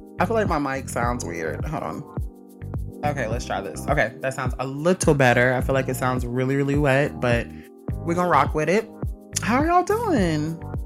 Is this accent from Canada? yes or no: no; Mississippi, United States; I'm from Mississippi